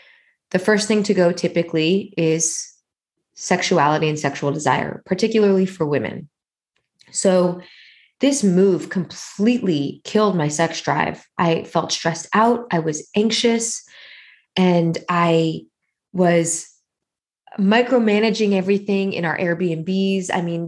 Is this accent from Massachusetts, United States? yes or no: no; New York, United States; moved away as an adult; This whole identity that I had wrapped up in being a New Yorker, in being a particular kind of New Yorker, in being an entrepreneurial New Yorker